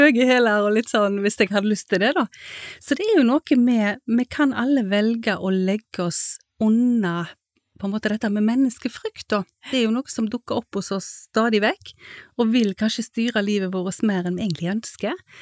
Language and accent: Norwegian; Haugesund, Rogaland, Norway; moved away; jeg kom jo fra Haugesund og hadde vært med mamma der på møter